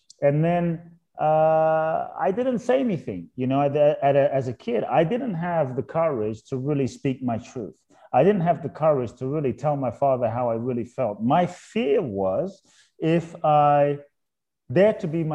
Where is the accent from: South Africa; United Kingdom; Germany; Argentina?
United Kingdom; London; born or raised there; also born or lived in Ghana